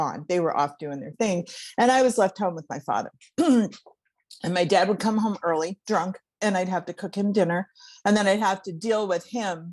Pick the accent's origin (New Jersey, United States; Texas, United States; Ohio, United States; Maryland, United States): Ohio, United States; Cleveland; I grew up in Cleveland, Ohio